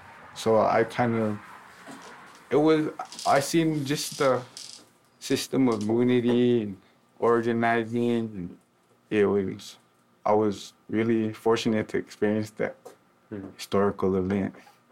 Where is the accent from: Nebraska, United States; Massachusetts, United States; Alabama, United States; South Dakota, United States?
South Dakota, United States; Pine Ridge Reservation; I'm a 19-year-old Kituma Oglala Lakota. I grew up on the Pioneers Reservation my whole life, the Great Lakota Nation.